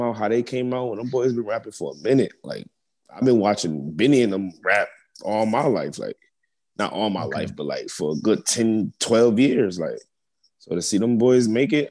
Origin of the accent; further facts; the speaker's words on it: Buffalo, New York, United States; moved away as an adult; now in Atlanta, United States; Everybody know I'm 716 Buffalo